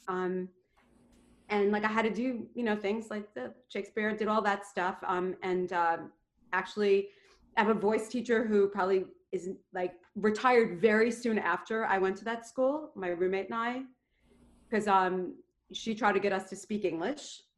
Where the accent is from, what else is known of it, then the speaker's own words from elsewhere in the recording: New York City, New York, United States; I come from Queens and they have no money and it's pretty blue collar